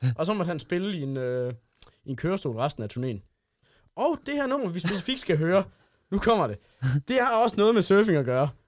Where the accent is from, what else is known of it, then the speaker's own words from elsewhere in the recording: Hørning, Central Denmark Region, Denmark; Jo, det er julekalender optaget i Hørning, min hjemby, hvis I ikke vidste det.